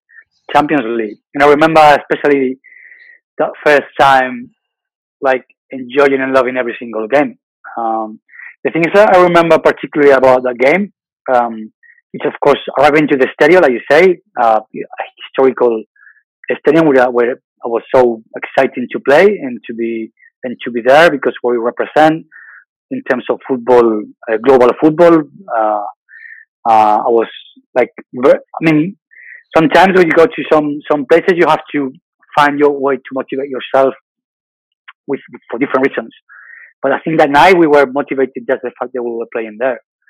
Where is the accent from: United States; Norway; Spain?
Spain; Bilbao, Basque Country; moved away; I'm from Bilbao